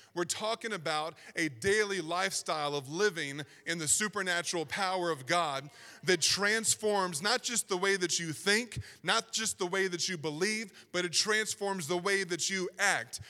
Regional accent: Southern Virginia, United States; accent: Southern Virginia; I was trying so hard to not sound like I was from Southern Virginia, but it just comes out

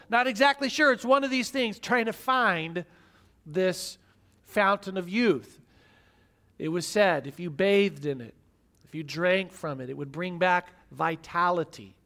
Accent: Midwest, United States; I grew up in the Midwest watching preachers who often got on T V

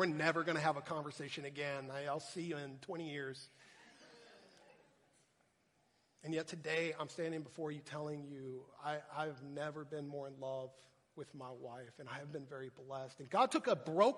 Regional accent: Texas, United States; moved away as an adult; also born or lived in Minnesota; I'm from Texas

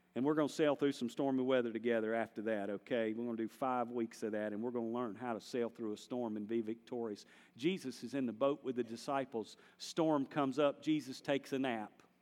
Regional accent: North Carolina, United States; I'm from North Carolina

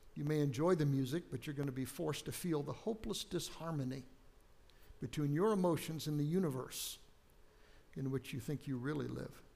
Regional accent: United States; moved away; I grew up on the West Coast, out along the Pacific Ocean

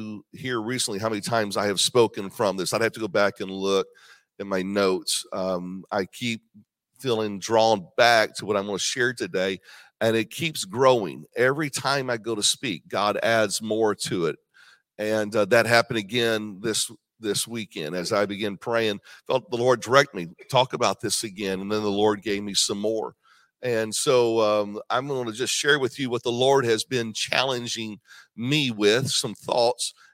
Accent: Indiana, United States; I grew up in Indiana, but my dad is from Georgia.

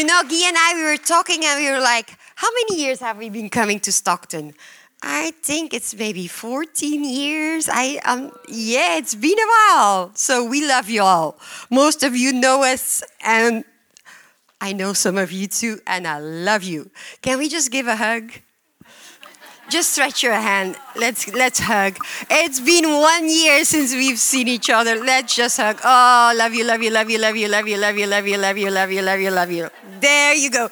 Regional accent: Belgium; English is a second language; I am from Belgium

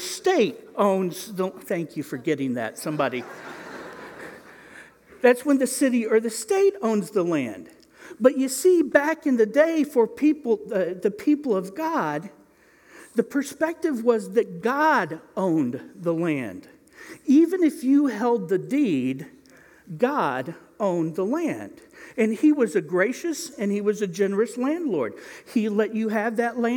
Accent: Indiana, United States; I'm from Indiana

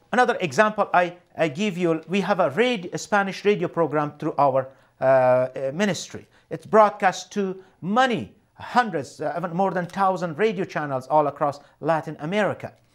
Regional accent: Afghanistan; moved away as an adult; also born or lived in Canada; now in Winnipeg, Canada; I was born and raised in Afghanistan

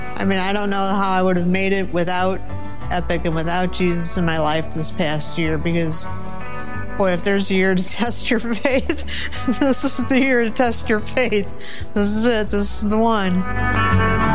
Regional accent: St. Louis, Missouri, United States; I grew up in Saint Louis, Missouri, so I'm from the Show Me State

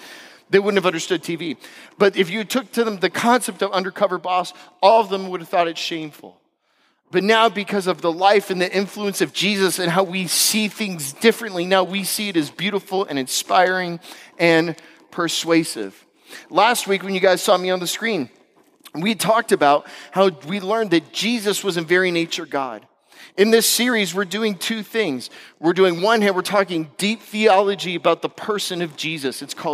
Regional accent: Florida, United States; also born or lived in West Coast; I'm from West Coast. I'm from Florida.

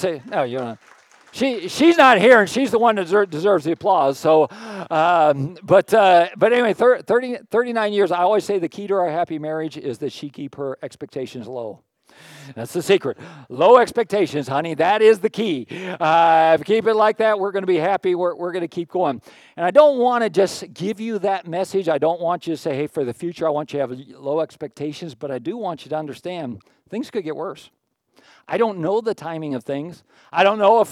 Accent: Pittsburgh, Pennsylvania, United States; moved away; Pittsburgh, where I grew up

